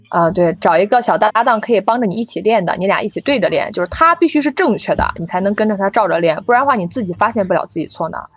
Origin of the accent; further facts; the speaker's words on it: Henan, China; accent: Henan dialect; first language Henan dialect; 我在家是不说普通话的，我在家一直说，我是河南人嘛，我一直说河南话的